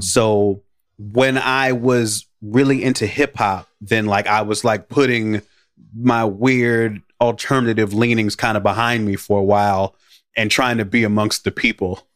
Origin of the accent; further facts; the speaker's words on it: Chicago, Illinois, United States; I grew up in the Black American ghetto on the south side of Chicago